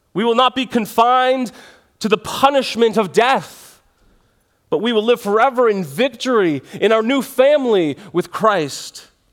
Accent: Canada

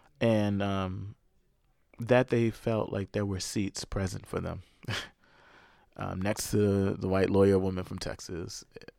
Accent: South Africa; but really covered my life as a South African younger brother growing up.

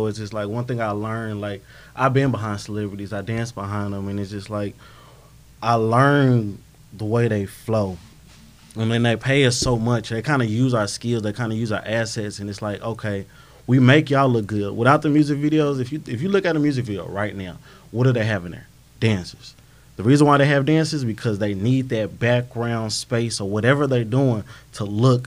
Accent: Riverside, California, United States; now in Texas, United States; I'm from Riverside, California

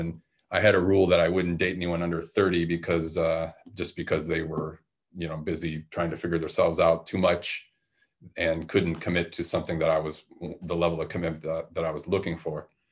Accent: Detroit, Michigan, United States; I grew up uh, in a very musical culture where I grew up in Detroit, Michigan

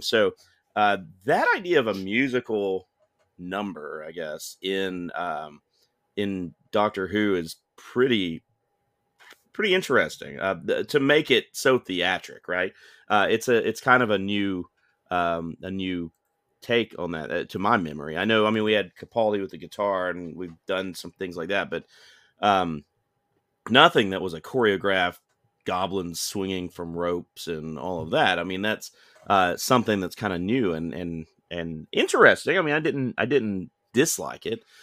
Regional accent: United States; I'm an American viewer

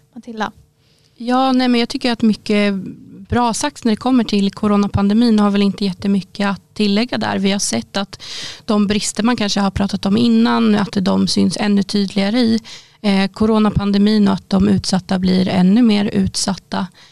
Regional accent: Boxholm, Östergötland, Sweden; Där jag kommer ifrån i Boxholm

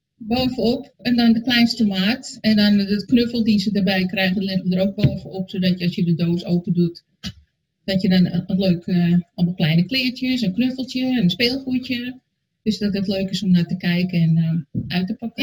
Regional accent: Alkmaar, North Holland, Netherlands; Ik kom uit Alkmaar

